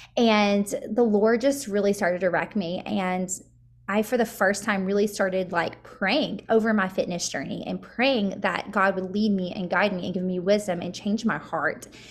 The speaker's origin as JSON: {"language": "English", "town": "Murfreesboro", "region": "Tennessee", "country": "United States", "tie": "born or raised there", "said": "I grew up here in middle Tennessee. I grew, uh, we're, I'm actually from Murfreesboro"}